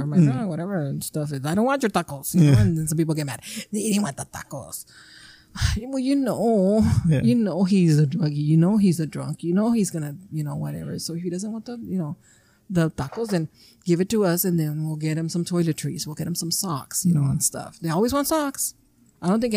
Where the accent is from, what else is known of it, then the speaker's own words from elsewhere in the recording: Calexico, California, United States; This is my hometown, and I help the homeless citizens. So it is my town